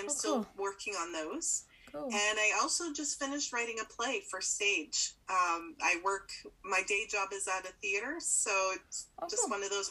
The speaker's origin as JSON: {"language": "English", "country": "Canada", "said": "I'm a Canadian mystery writer."}